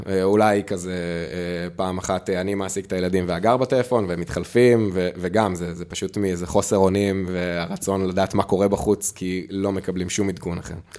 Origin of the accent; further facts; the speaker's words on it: Magen, Southern District, Israel; moved away as an adult; now in Netzer Sereni, Israel; כשנולדתי, בקיבוץ מגן, בעוטף עזה